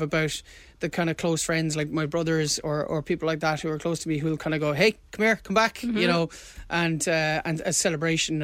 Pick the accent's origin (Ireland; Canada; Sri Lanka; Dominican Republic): Ireland; Cork, Munster; we're from Cork